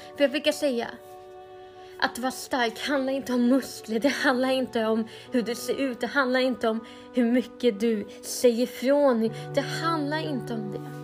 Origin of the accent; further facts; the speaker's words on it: Sweden; Men jag är helt svensk, jag lovar